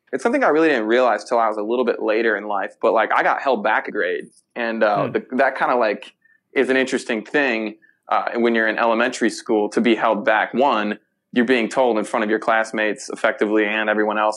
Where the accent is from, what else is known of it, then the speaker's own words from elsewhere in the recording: Park Forest, Illinois, United States; I spent some time growing up in Park Forest